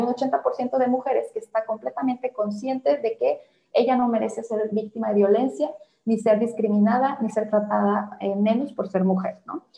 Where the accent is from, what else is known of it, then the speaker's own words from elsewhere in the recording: Mexico; estamos como sociedad mexicana